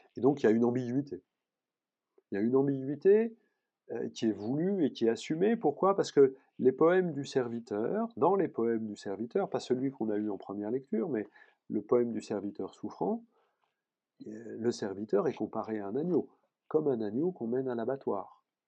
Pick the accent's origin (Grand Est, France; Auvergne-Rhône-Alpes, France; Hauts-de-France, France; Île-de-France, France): Île-de-France, France; Paris; je suis parisien